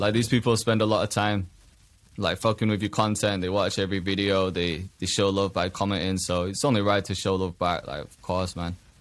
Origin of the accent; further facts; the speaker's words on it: Huddersfield, Yorkshire and the Humber, United Kingdom; grew up in a, in a town as well. I, a town called Huddersfield in England